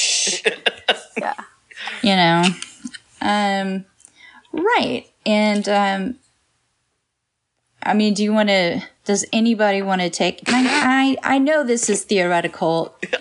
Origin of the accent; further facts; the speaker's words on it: Texas, United States; we're all from Texas.